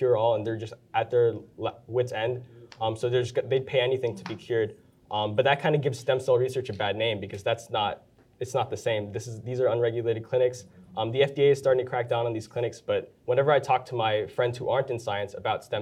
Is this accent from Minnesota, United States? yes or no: no; Florida, United States; I'm from Florida.